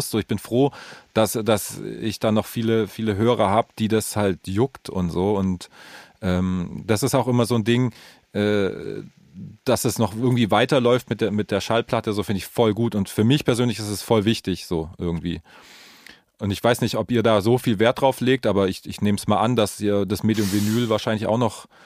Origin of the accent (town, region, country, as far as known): the East, eastern Germany, Germany